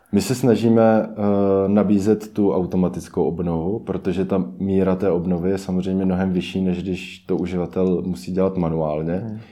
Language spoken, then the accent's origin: Czech; Czechia; většina e-commerce týmu jsme Češi